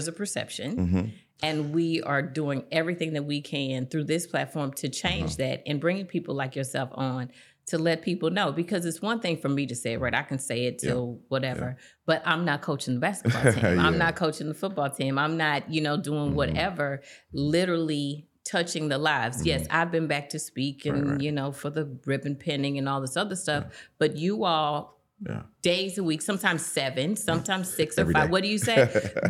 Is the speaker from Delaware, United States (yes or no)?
no; East St. Louis, Illinois, United States; 45 years I've been telling folks, I am from East St. Louis, Illinois